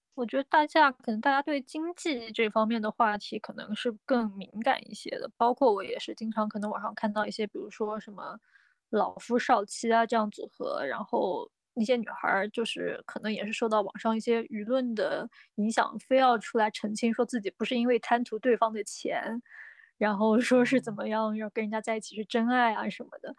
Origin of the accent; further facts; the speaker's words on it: Nanjing, Jiangsu, China; 因为我南京人嘛，那周围在南京这边儿老早就有什么结婚啊，生小孩的那些朋友